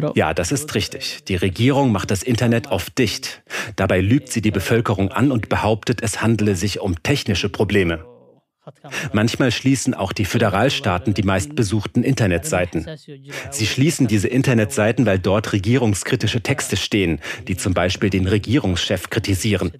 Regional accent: Somalia; in meinem Heimatland.

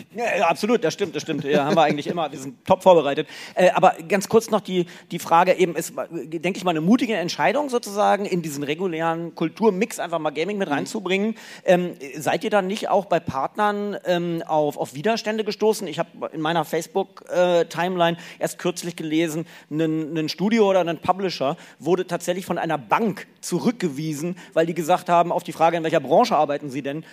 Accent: Lower Saxony, Germany; moved away; also born or lived in Cologne; Äh, ich bin ja Niedersachse

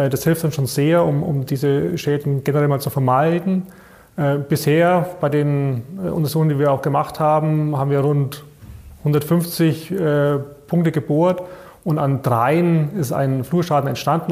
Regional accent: Bayreuth, Bavaria, Germany; also born or lived in Erlangen; ich bin, glaube ich, einer der wenigen gebürtigen Bayreuther, die hier bei der Tenet arbeiten. Also ich bin hier in Bayreuth zur Schule gegangen

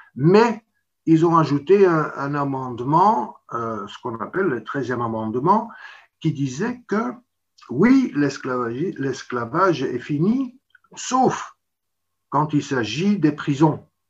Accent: Belgium

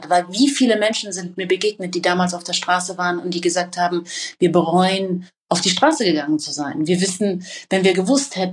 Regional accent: Iran; also in ihren Augen bin ich Iranerin und habe quasi als Deutsche kein Recht und auch keine konsularische Betreuungsmöglichkeit dann durch die deutsche Botschaft

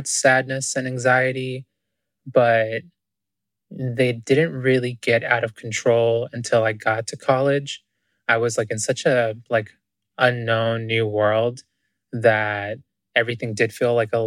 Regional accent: Boston, Massachusetts, United States; also born or lived in Ecuador / Wesleyan University, Connecticut; I was originally born in Ecuador, in South America. And I came to the US when I was 4, but I grew up in Boston

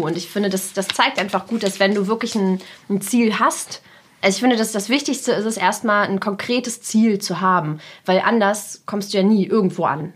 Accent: Germany; German is a second language; also born or lived in Russia; ich bin nur in Deutschland zur Schule gegangen

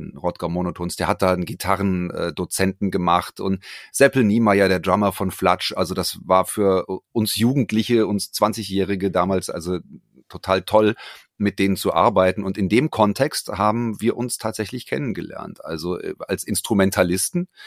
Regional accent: Frankfurt, Hesse, Germany; born there; Richtig, ich bin gebürtiger Frankfurter, lebe in Frankfurt

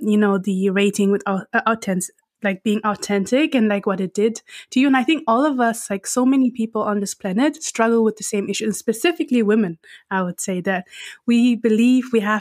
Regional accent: Frankfurt, Hesse, Germany; I grew up in Frankfurt.

